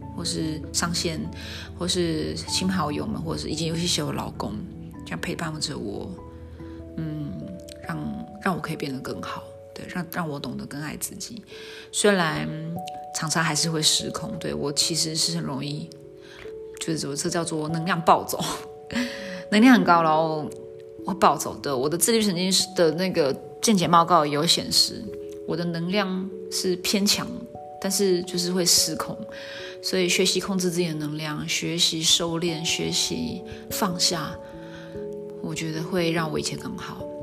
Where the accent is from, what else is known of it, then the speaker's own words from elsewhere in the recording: Zhongli, Taoyuan, Taiwan; now in Tainan, Taiwan; 我打算会到北部，会我老家会，他院，中立那边